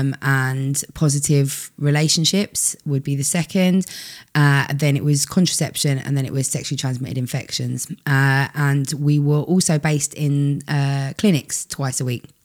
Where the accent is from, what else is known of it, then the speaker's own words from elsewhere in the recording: United Kingdom; we're so British